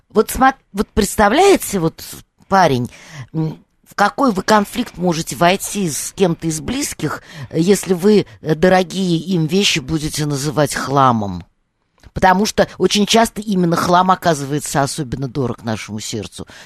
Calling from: Moscow Oblast, Russia; Да, я из Подмосковья.

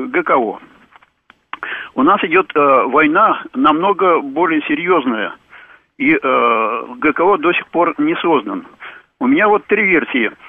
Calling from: Domodedovo, Moscow Oblast, Russia; из Домодедова

